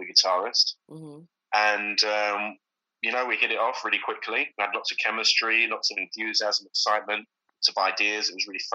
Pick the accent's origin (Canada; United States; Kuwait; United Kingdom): United Kingdom; Swindon, South West England; now in Spain; I'm from Swindon. It's next to Oxford.